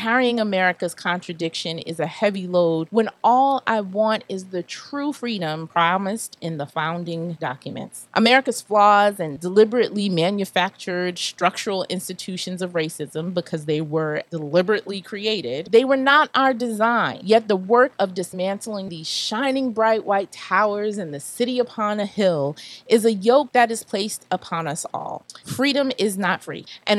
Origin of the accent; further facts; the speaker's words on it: United States; as a Black woman and as an American, I'm following in the footsteps of my ancestors and in the tradition of the founders of this country.